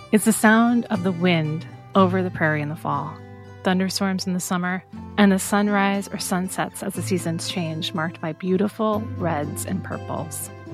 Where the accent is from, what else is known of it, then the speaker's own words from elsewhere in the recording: Des Moines, Iowa, United States; moved away as an adult; I grew up in Des Moines, Iowa, always wanting to leave